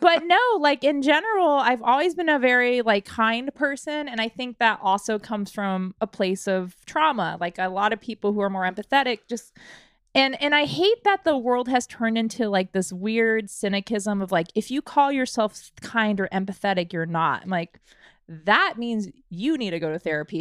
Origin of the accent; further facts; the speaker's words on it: Washington, United States; moved away as an adult; I had to move out of my home state, which was Washington